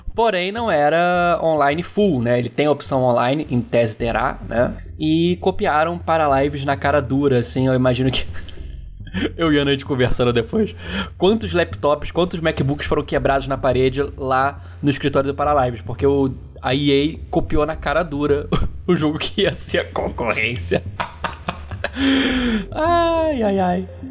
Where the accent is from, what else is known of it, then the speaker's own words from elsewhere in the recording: Brazil; nossa existência como brasileiros